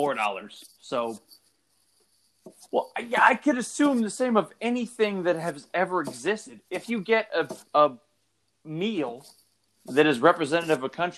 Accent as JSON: {"language": "English", "region": "California", "country": "United States", "tie": "born or raised there", "said": "And as like a United States citizen and a California native, it's funny to leave my country and my hometown and go to places."}